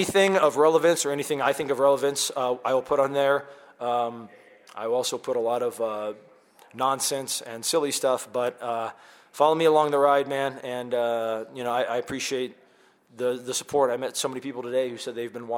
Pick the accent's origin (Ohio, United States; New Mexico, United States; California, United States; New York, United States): California, United States; Southern; I hail from Southern California